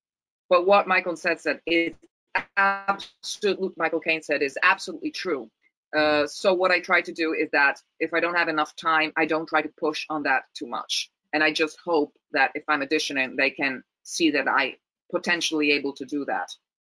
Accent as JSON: {"language": "English", "town": "Rome", "region": "Lazio", "country": "Italy", "second_language": "English", "said": "On Italian, I can do a perfect Roman accent because I'm from Rome, so that's easy."}